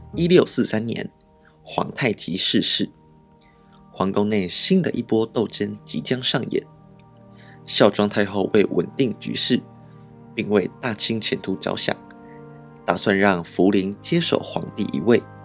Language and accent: Chinese; Taiwan; 作为一个台湾人